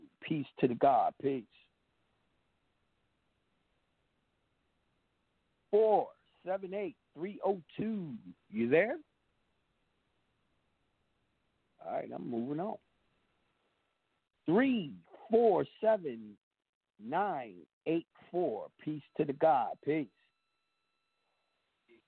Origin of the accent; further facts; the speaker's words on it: Mount Vernon, New York, United States; now in Georgia, United States; I go to Westchester County because I'm from Mount Vernon